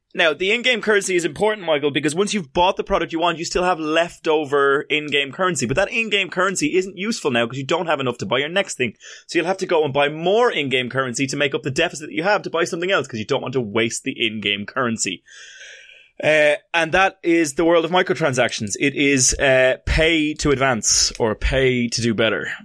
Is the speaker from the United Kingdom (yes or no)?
no; Ireland